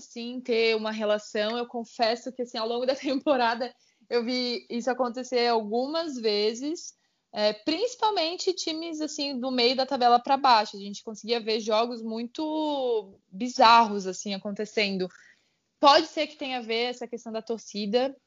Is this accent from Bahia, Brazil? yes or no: no; Santa Catarina, Brazil; now in São Paulo, Brazil; eu sou natural de Santa Catarina